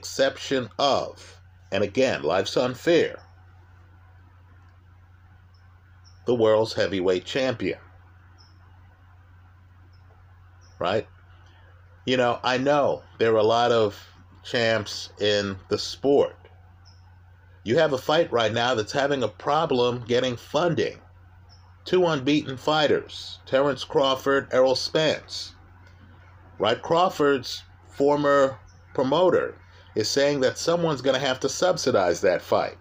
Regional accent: Jamaica; I'm Jamaican

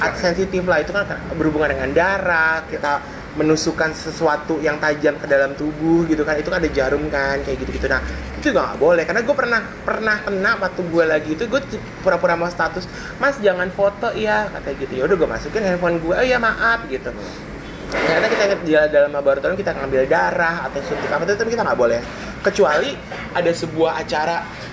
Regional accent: Jakarta, Indonesia; Kita orang Jakarta

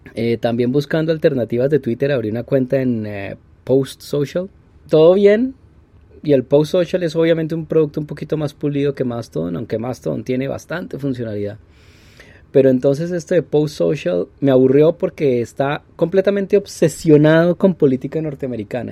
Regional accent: Colombia

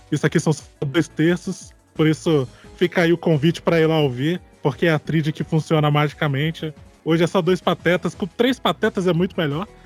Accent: Porto Velho, Rondônia, Brazil; now in Campo Grande, Brazil; eu tenho 26 anos. É, eu sou de Porto Velho, Rondônia. É, e moro aqui em Campo Grande mesmo

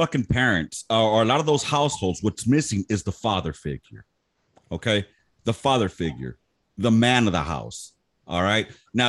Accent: Los Angeles, California, United States; I grew up in the hood. I grew up in South Central LA.

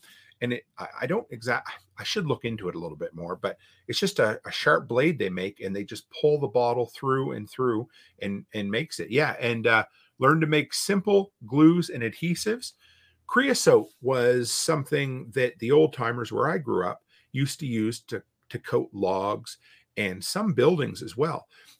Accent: East Coast, United States; You know, so for me, I growing up on the East Coast, you know, I grew up near the ocean.

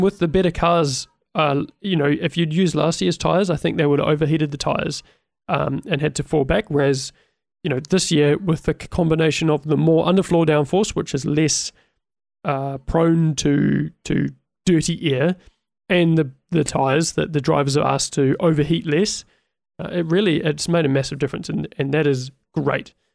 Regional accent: New Zealand; I'm a Kiwi

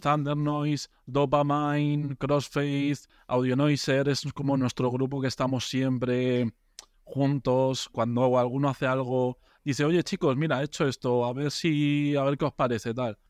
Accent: a village in Soria, Castile and León, Spain; now in Madrid, Spain; yo no soy de Madrid, soy de un pueblo de Soria, de la montaña

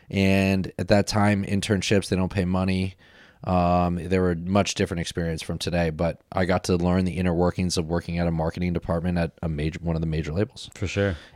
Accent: Sausalito, California, United States; I'm from San Francisco Bay originally, Bay yeah. Area. Cool. Um, yeah, specifically in Marin, Sausalito.

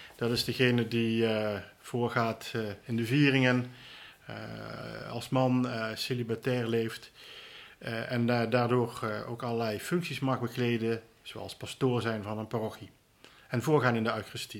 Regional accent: Roermond, Limburg, Netherlands; also born or lived in Tilburg; Ik ben van origine Limburger, geboren in Roermond in 1957.

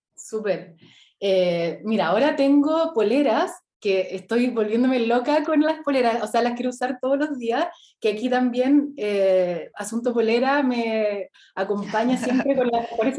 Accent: Temuco, Araucanía, Chile; moved away as an adult; also born or lived in Santiago; Yo nací en Temuco, estudié, me, vine a Santiago a estudiar arquitectura

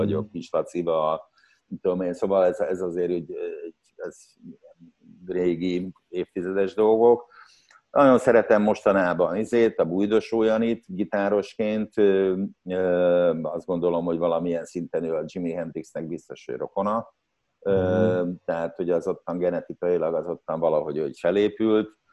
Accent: Szeged, Csongrád-Csanád, Hungary; moved away as an adult; szegedi, szegedi születésű vagyok, és 20 éves koromig ott éltem

